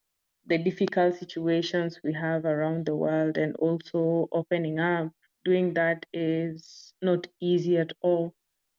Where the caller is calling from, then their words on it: Nairobi, Kenya; I'm joining from Nairobi, Kenya